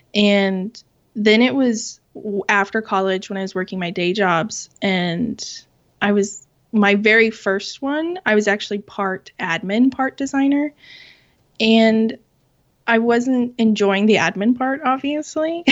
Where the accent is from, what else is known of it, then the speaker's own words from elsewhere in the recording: Southwest Kansas, United States; I was born and raised in Kansas, in Southwest Kansas.